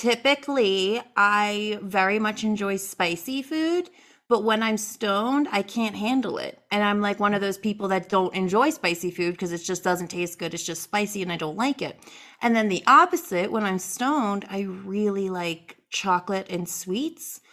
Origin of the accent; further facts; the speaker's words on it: East Coast, United States; moved away; also born or lived in North Carolina; I am originally from the East Coast